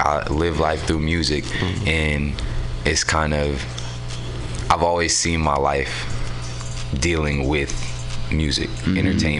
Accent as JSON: {"language": "English", "town": "San Francisco", "region": "California", "country": "United States", "tie": "born or raised there", "also_born_or_lived": "Oakland", "said": "so I'm from San Francisco. I was technically born in Oakland, but I was raised out here in San Francisco. I grew up in the Mo."}